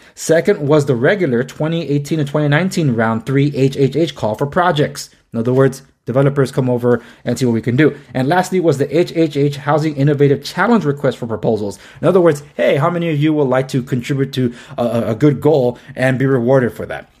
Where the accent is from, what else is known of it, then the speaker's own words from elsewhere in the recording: Los Angeles, California, United States; born and raised in Los Angeles